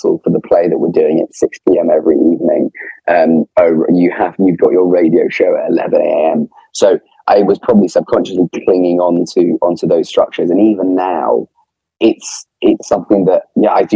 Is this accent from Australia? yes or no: no; England, United Kingdom; accent: Posh